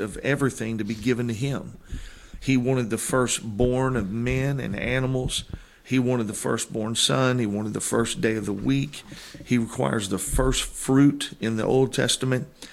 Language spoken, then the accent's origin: English; Granite City, Illinois, United States; moved away as an adult; I was born in Granite City, Illinois